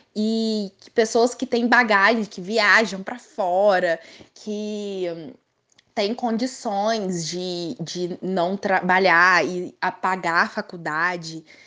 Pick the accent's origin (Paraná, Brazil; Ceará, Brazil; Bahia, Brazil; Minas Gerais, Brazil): Minas Gerais, Brazil; Três Corações; nascida e criada em Três Corações